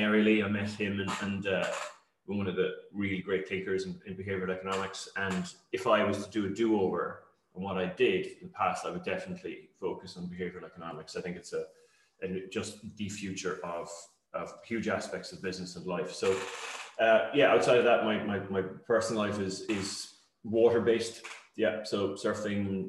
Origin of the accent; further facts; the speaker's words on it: Cork, Munster, Ireland; moved away as an adult; also born or lived in Limerick / Dublin; now in Kerry, Ireland; I grew up in Cork, and yeah, I emigrated to Kerry after kind of a circuitous route around various places about 15, 16 years ago. But I'm firmly Cork, stuck in Kerry.